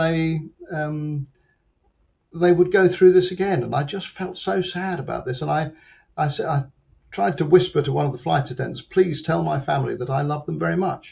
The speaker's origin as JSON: {"language": "English", "region": "London", "country": "United Kingdom", "said": "I'm from London."}